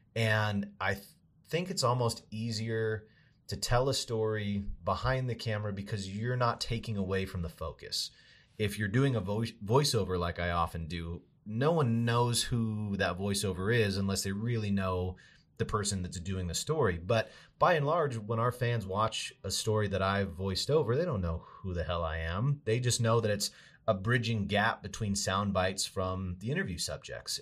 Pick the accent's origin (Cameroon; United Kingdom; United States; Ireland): United States; Boise, Idaho; moved away as an adult; also born or lived in Montana; I'm from Boise originally